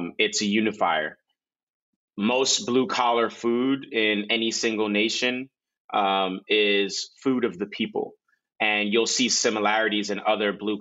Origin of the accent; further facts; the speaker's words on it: New York City, New York, United States; moved away; also born or lived in Nigeria / New Orleans; I grew up in the Bronx, which is a melting pot of so many different cultures. But I also lived in Nigeria. I lived in New Orleans